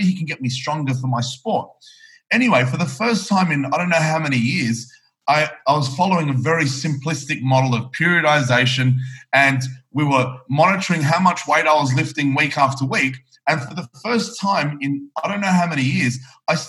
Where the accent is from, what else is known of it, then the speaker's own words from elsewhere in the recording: Australia; I am from Australia